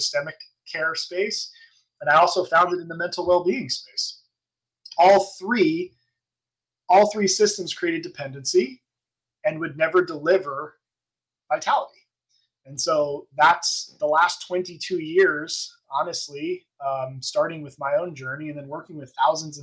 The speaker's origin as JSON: {"language": "English", "town": "East Brunswick", "region": "New Jersey", "country": "United States", "said": "I was in East Brunswick"}